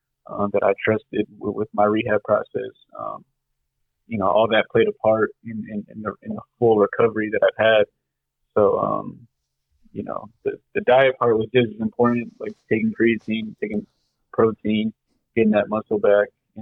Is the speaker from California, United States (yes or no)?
yes; Whittier, California, United States; Yeah, I'm born and raised in Whittier. Went to elementary and middle school in Whittier.